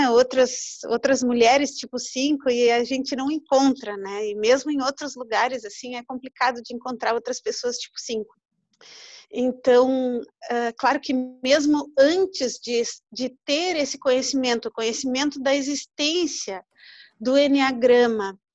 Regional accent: Uruguaiana, Rio Grande do Sul, Brazil; now in Pelotas, Brazil; Eu vim para Pelotas para estudar, eu não sou de Pelotas, eu sou de Uruguaiana, eu vim para Pelotas para estudar.

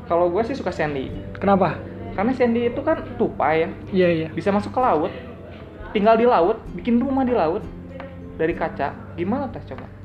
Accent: Bandung, West Java, Indonesia; asa bukan orang Bandung banget gitu kan kita orang

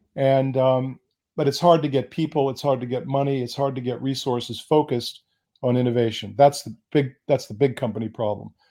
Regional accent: United States; also born or lived in Bonn, Germany; I was born in the United States

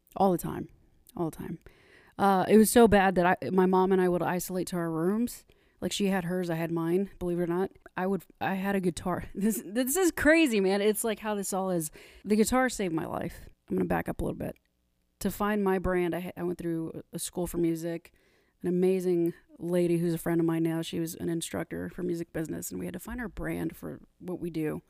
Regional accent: Corpus Christi, Texas, United States; moved away as an adult; also born or lived in Southwest Harbor, Maine; originally from Corpus Christi, Texas, down south

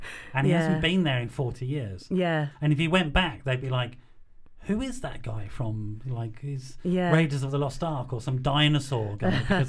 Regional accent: Birmingham, West Midlands, United Kingdom; now in London, United Kingdom; my hometown, Birmingham

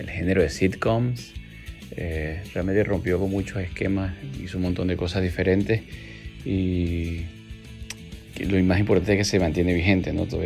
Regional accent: Venezuela; now in Argentina; venezolano que vive en Argentina, de 44 años.

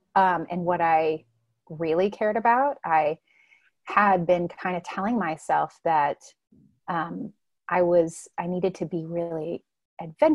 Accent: Southern California, United States; moved away; I grew up in Southern California

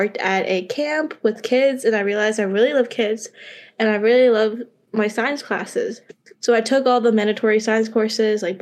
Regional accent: Markham, Ontario, Canada; I'm originally from Unionville, Markham, and I went to Unionville High School

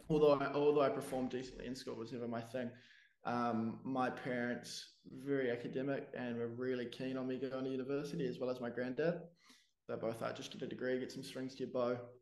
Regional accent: Wellington, New Zealand; I'm from Wellington, New Zealand, born and raised

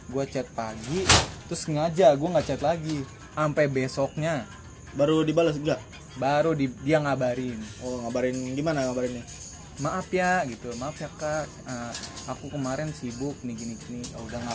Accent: Cikarang, West Java, Indonesia; kita kan sebagai orang Cikarang sini kan ngomong lu gue ke cewek gitu ya

